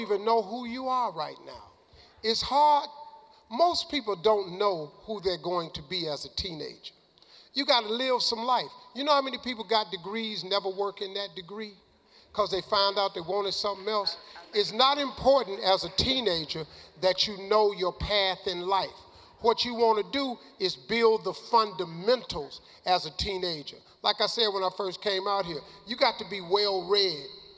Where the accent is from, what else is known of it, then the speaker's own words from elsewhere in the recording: United States; I'm from America